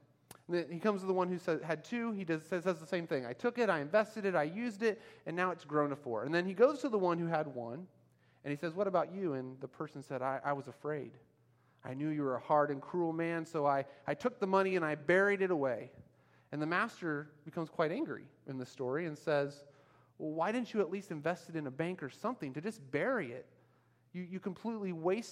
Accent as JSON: {"language": "English", "country": "United States", "moved": "as an adult", "lives_now": "Myanmar", "said": "we're American citizens"}